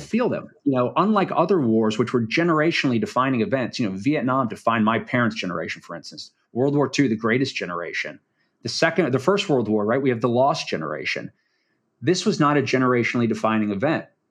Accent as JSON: {"language": "English", "town": "Washington", "region": "District of Columbia", "country": "United States", "said": "I'm actually from Washington, D C"}